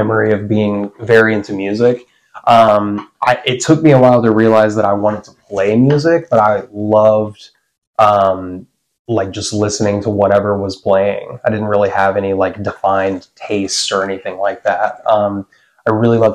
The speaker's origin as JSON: {"language": "English", "town": "Nashville", "region": "Tennessee", "country": "United States", "tie": "born or raised there", "said": "I was born and raised in Nashville, Tennessee. Well, technically Hermitage, out east"}